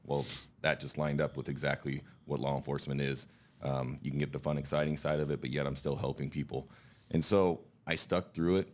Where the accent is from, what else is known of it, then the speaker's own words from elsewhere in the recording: Elmwood, Nebraska, United States; I am from Elmwood. It's a small town east of Lincoln, about twenty minutes. I grew up there